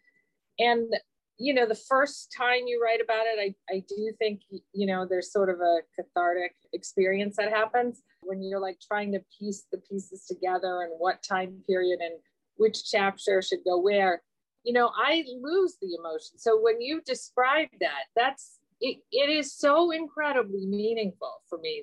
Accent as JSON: {"language": "English", "region": "England", "country": "United Kingdom", "tie": "born or raised there", "said": "I was born in England."}